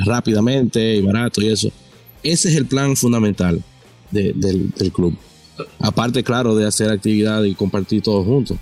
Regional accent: La Romana, Dominican Republic; yo soy de La Romana

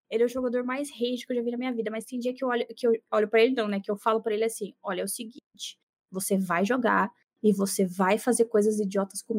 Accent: Santos, São Paulo, Brazil; você é de Santos, eu também sou de Santos

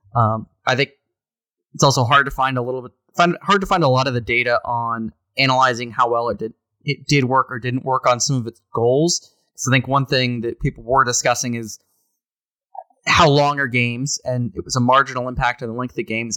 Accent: Fredericksburg, Virginia, United States; moved away; I was born in Fredericksburg

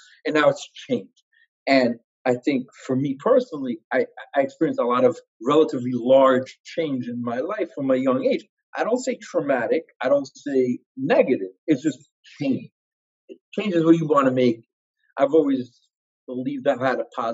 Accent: Israel; also born or lived in Ashkelon / Ra'anana; I was born in Israel

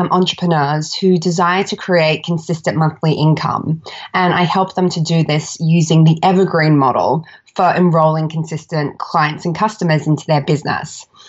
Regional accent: Australia; So I'm Australian, if you can't tell by my accent.

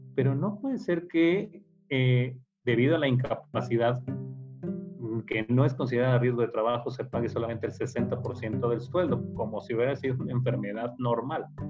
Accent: Mexico City, Mexico; soy originario de la Ciudad de México

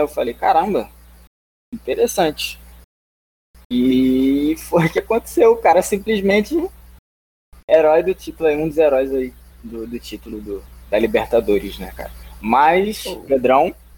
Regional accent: Brazil; eu, como, como brasileiro

